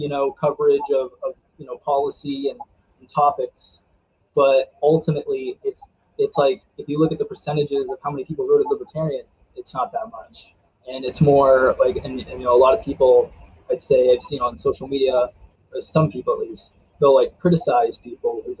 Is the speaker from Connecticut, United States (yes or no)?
no; Frostburg, Maryland, United States; also born or lived in Silver Spring, Maryland; I was born in Silver Spring, Maryland. And then we moved to Allegheny County, and I've pretty much been like around this area the whole time